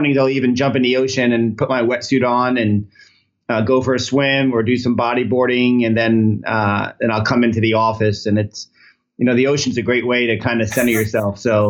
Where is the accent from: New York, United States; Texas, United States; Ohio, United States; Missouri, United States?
New York, United States; moved away as an adult; also born or lived in Connecticut / Los Angeles, California; now in San Diego, United States; I was living in Connecticut at the time. I'm from New York, and my entire family's in the Northeast.